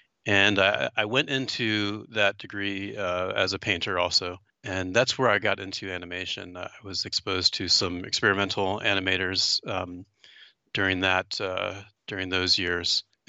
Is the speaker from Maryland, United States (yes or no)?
yes; Maryland, United States; and I was born and raised in Maryland, right in the middle of the state, and kind of a very typical suburban small town.